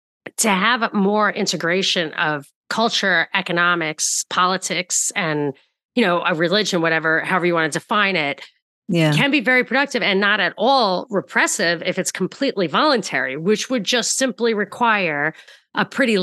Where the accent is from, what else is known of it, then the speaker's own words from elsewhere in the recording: Rockland County, New York, United States; I'm from Rockland County and my family's from Brooklyn